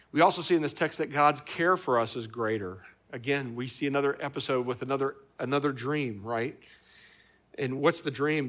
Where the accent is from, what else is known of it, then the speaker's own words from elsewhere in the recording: Indiana, United States; now in Ohio, United States; where I grew up in Indiana